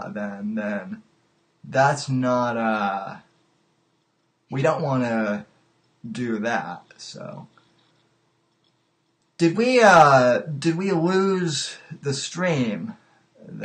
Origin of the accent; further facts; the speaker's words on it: Colorado, United States; moved away; I'm from Colorado initially